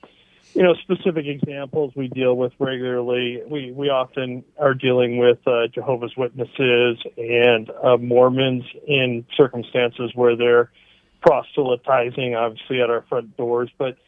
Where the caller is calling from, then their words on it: Chatsworth, California, United States; from Chatsworth.